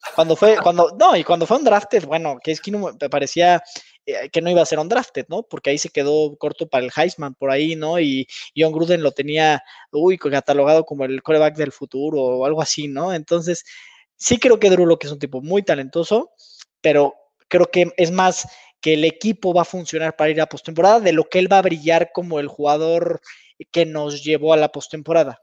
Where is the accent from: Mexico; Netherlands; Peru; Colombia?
Mexico; also born or lived in United States; Los que hemos tenido la oportunidad de, vivir por allá, pues ya como mexicano